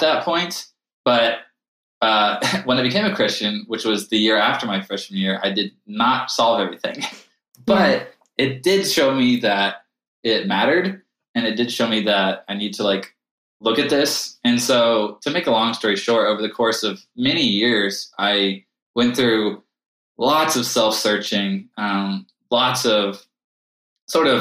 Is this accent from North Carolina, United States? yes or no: yes; Charlotte, North Carolina, United States; moved away as an adult; also born or lived in Chicago; now in Colorado Springs, United States; I grew up in Charlotte, North Carolina.